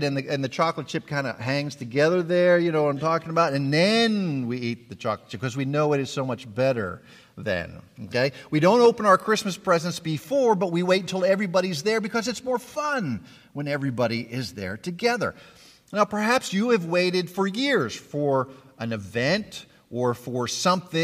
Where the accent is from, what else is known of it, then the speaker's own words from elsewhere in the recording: Pittsburgh, Pennsylvania, United States; moved away; I grew up in Pittsburgh, Pennsylvania